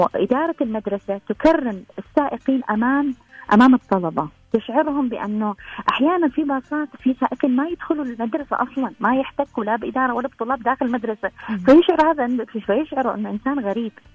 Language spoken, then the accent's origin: Arabic; Oman; احنا عندنا في عمان